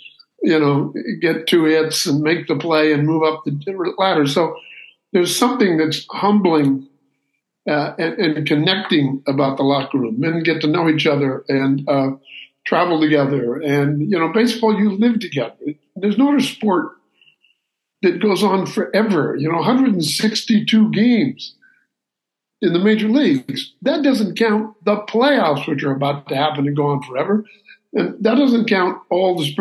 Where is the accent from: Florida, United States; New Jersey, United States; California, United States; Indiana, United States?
California, United States; Santa Barbara; I'm from Santa Barbara, California